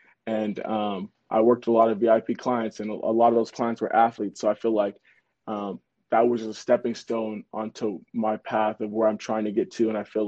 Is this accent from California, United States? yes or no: yes; Los Angeles, California, United States; I am from Los Angeles, California.